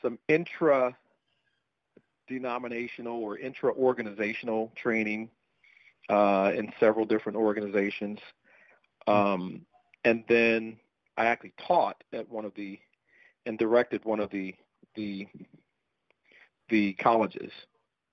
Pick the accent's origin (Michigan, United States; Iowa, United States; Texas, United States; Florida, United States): Iowa, United States; Des Moines; I did grow up on the east side of Des Moines